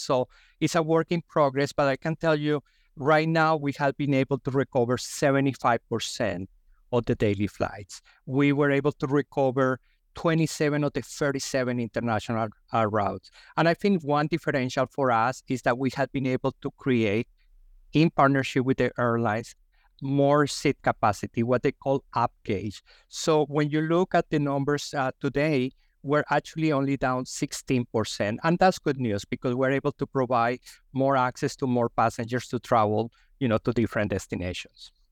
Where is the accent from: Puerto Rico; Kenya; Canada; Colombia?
Colombia; English is a second language; also born or lived in Texas, United States; now in Philadelphia, United States; I am an immigrant from Colombia, as you can tell by my accent.